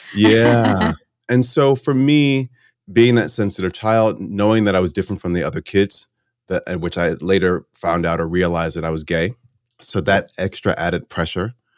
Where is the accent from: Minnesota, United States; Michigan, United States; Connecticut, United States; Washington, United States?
Connecticut, United States; moved away; also born or lived in New York / California; I grew up in Connecticut.